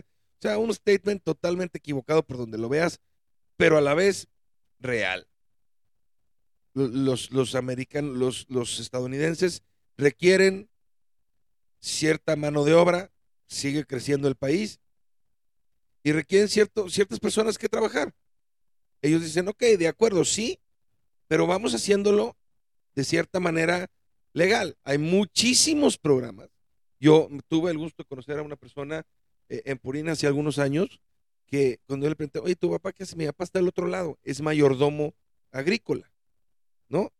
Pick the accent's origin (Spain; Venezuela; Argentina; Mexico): Mexico; en mi país